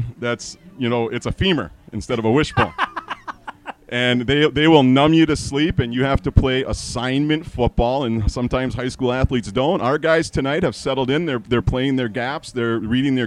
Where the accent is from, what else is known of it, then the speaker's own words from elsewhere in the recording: Upper Michigan, United States; I grew up in Upper Michigan